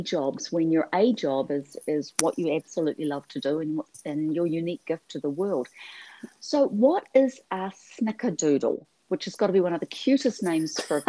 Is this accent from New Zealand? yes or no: yes; New Zealand